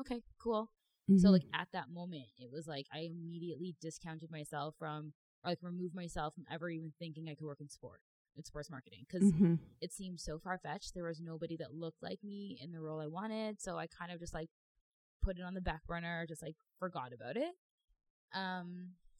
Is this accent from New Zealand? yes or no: no; Toronto, Ontario, Canada; also born or lived in Mississauga; Born and raised in Toronto